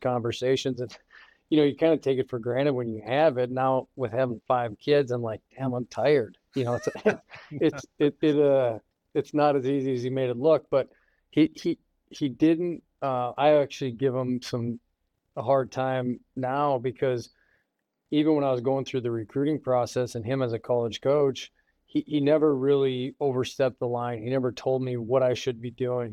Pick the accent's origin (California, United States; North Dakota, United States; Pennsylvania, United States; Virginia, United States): North Dakota, United States; Grand Forks; I grew up in Grand Forks, North Dakota